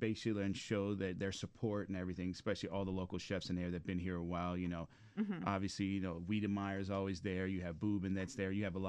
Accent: Miami, Florida, United States; moved away; also born or lived in New York; I'm from Miami. My grandmother's Cuban. I lived in Cayocho in Miami, 8th Avenue. But Miami's like home for me.

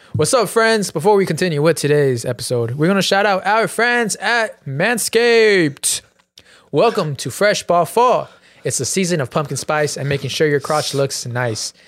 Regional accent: Chino, California, United States; I was from Chino and I saw, I was in Chino my whole life

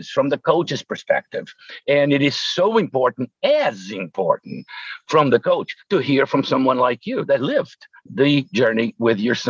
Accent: São Paulo, Brazil; moved away as an adult; also born or lived in New York / Florida; I was born in Brazil, in São Paulo, Brazil

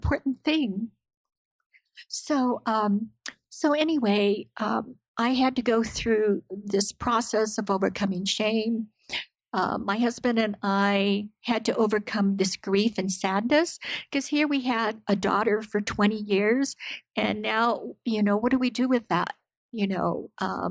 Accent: United States; I am Japanese American.

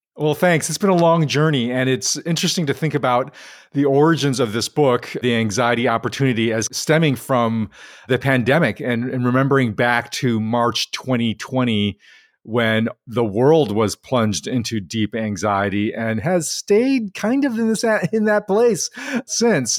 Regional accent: Chicago, Illinois, United States; I grew up in Chicago

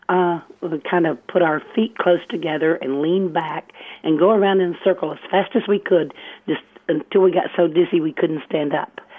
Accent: eastern Arkansas, United States; now in Federal Way, United States; I grew up in Arkansas.

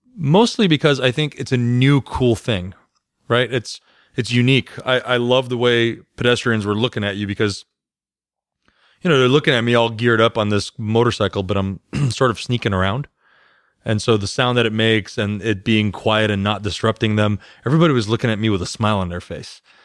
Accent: California, United States; moved away; I'm from California.

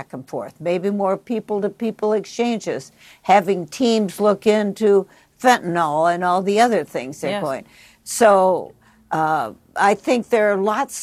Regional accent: United States; My hometown is on the Mississippi

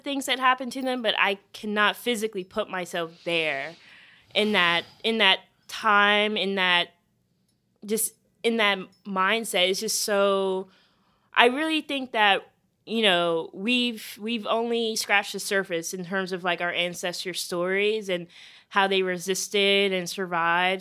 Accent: Charleston, South Carolina, United States; my hometown of Charleston, South Carolina

